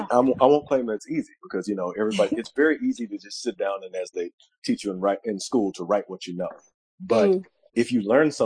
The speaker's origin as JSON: {"language": "English", "town": "Memphis", "region": "Tennessee", "country": "United States", "tie": "born or raised there", "said": "I grew up in Memphis, and I grew up, you know, a very weird Black kid"}